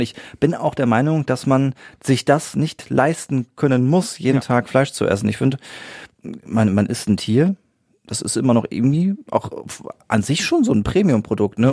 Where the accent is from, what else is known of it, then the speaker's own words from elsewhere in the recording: Siegen-Wittgenstein, North Rhine-Westphalia, Germany; hier bei uns in Siegen-Wittgenstein oder Umgebung